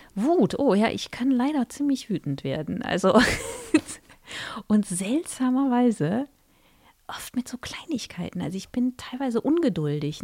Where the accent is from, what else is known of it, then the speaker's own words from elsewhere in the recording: Mönchengladbach, North Rhine-Westphalia, Germany; accent: Rhenish; also born or lived in Cologne; ich bin in, in der Nähe von Köln geboren, habe dann auch ein bisschen in Köln gewohnt, bin in Mönchengladbach aufgewachsen